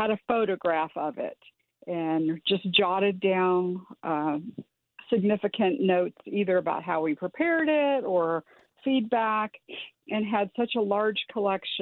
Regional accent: Iowa, United States; I grew up in the Midwest, and I grew up in Iowa

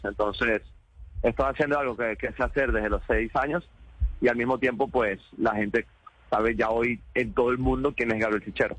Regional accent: Venezuela; como venezolanos tenemos que aprender de los colombianos

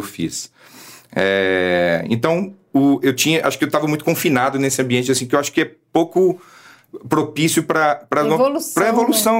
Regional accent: Belo Horizonte, Minas Gerais, Brazil; a gente está falando da terra, do, onde eu cresci

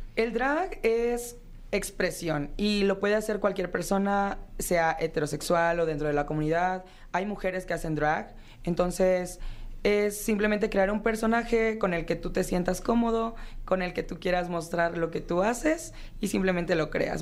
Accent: Morelos, Mexico; now in Puerto Vallarta, Mexico; soy originario de Morelos

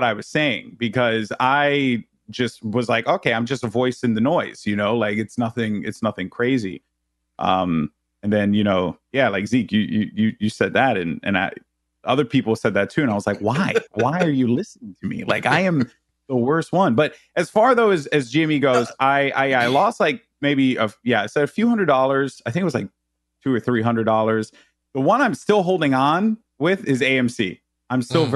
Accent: New York City, New York, United States; growing up in the Bronx

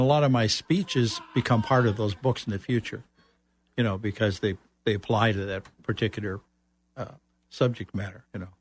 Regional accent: Chicago, Illinois, United States; moved away as an adult; also born or lived in Central Florida; now in Florida, United States; I'm originally from Chicago

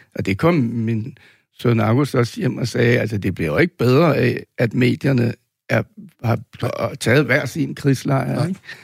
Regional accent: Denmark

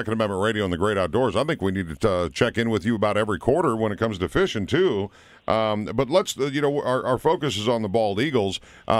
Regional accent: Minnesota, United States; moved away; I'm from Minnesota.

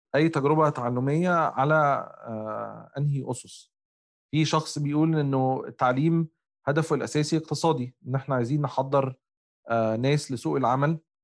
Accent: Egypt; انا كمصري افريقي

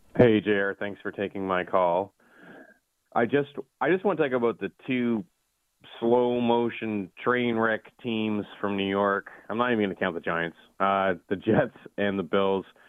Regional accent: Canada; I'm also Canadian

